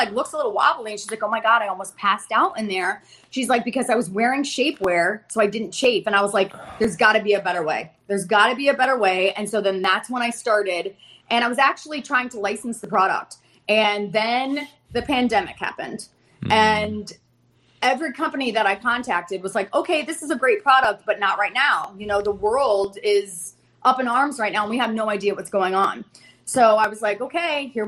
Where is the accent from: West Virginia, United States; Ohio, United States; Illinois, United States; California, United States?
Ohio, United States; now in Fort Lauderdale, United States; I'm originally from Ohio.